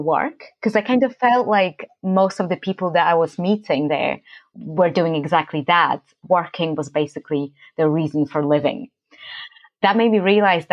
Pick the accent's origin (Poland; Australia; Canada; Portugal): Poland; moved away; I'm from Poland